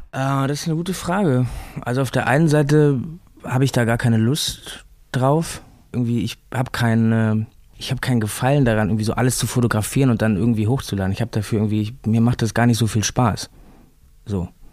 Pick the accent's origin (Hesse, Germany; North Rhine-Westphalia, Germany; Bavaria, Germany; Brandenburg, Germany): North Rhine-Westphalia, Germany; Remscheid; moved away as an adult; now in Berlin, Germany; Ich komme ja aus Remscheid